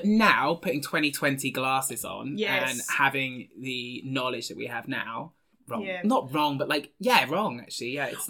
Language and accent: English; Devon, South West England, United Kingdom; I grew up in Devon.